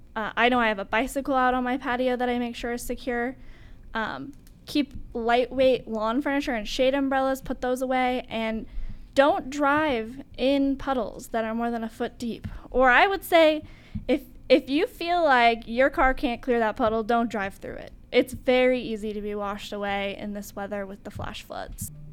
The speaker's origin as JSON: {"language": "English", "region": "Idaho", "country": "United States", "moved": "yes", "lives_now": "Tempe, United States", "said": "I'm from Idaho"}